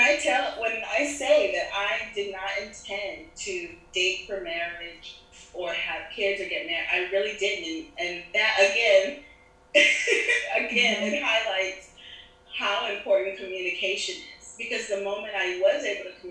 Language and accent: English; Germany; also born or lived in Nigeria / Panama; now in Miami, United States; my dad's from Nigeria, my mm-hmm. mother's from Panama, I was born in Germany